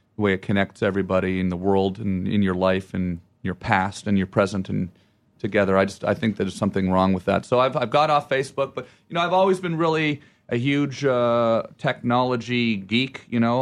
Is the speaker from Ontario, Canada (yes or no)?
yes; Ottawa, Ontario, Canada; where I'm from and I say Ottawa